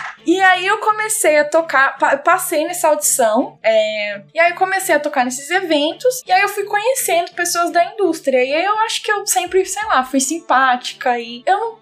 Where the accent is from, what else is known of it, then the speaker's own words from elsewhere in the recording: São Paulo, Brazil; moved away as an adult; also born or lived in Bulgaria / United States / Australia; eu sou de São Paulo